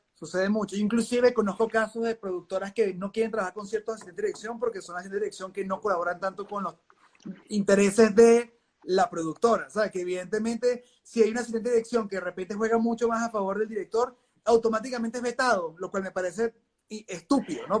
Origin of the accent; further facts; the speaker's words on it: Venezuela; moved away; yo vengo de Venezuela